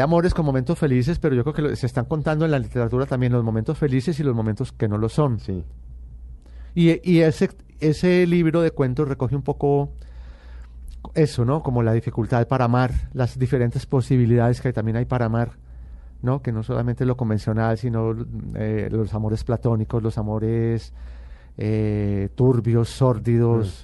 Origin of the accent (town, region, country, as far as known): Medellín, Antioquia, Colombia; born or raised there